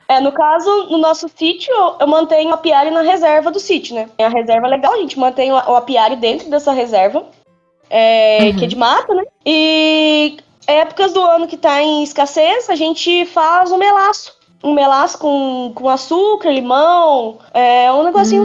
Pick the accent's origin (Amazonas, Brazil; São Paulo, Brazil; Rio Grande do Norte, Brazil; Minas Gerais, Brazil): Minas Gerais, Brazil; Botelhos; Sou de Minas. Sou de Minas Gerais, aqui em Botelhos.